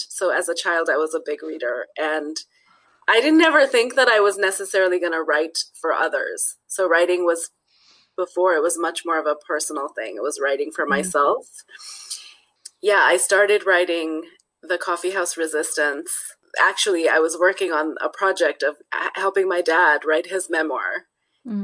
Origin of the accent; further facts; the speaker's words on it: Netherlands; born there; I was born in the Netherlands because my dad was teaching there and my parents lived there.